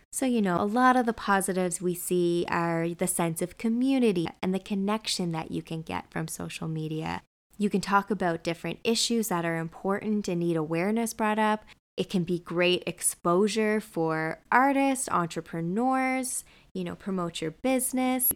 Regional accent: New Brunswick, Canada; now in Vancouver, Canada; my hometown, Mayor Machine, New Brunswick

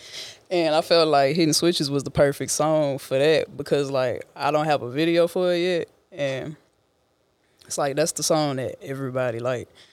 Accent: Port Arthur, Texas, United States; I'm from Port Arthur, Texas

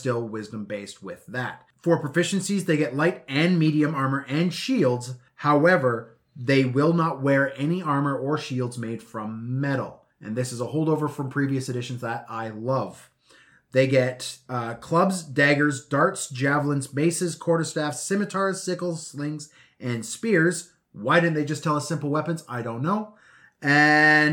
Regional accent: Edmonton, Alberta, Canada; now in Vancouver, Canada; I'm from Edmonton

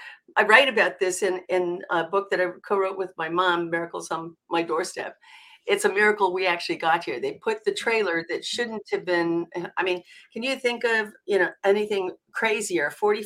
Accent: California, United States; also born or lived in Minot, North Dakota; So I was born in Minot, North Dakota. Now, that's something that a lot of people don't think because, you know, I've been in California most of my life. But wow. My parents had the good sense to know that I really was a California girl in heart. So they moved here to California back when I was three.

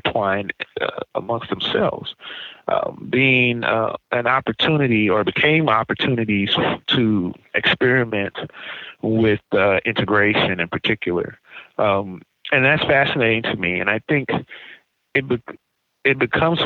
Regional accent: St. Louis, Missouri, United States; now in Kansas City, United States; I grew up in St. Louis where we were taught baseball pretty early on.

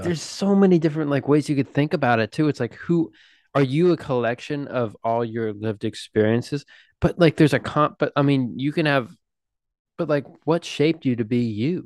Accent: United States; we're American

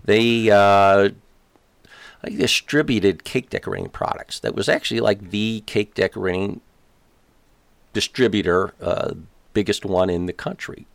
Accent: Chicago, Illinois, United States; born or raised there

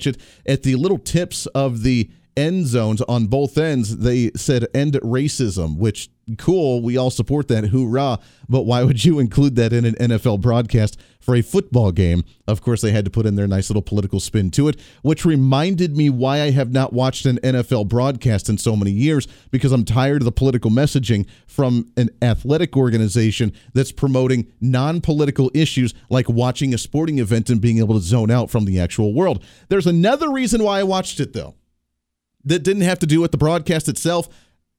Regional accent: Wichita, Kansas, United States; hailing from Wichita, Kansas here, my home state

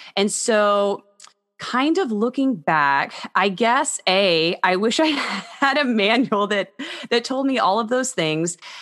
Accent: Texas, United States; also born or lived in Houston / Austin / Dallas; I'm originally from Texas. All of my family is from Texas

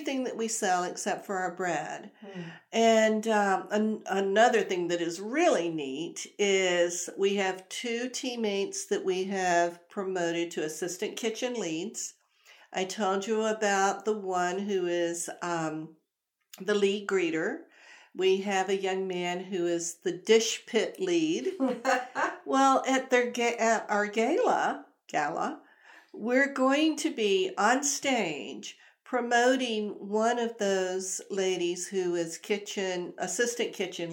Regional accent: the South, United States; I'm from the South, I say gala.

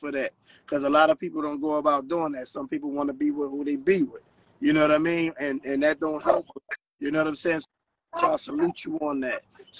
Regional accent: Philadelphia, Pennsylvania, United States; now in Atlanta, United States; Hey, I'm from Philly, but I'm in the ATL, man, right now.

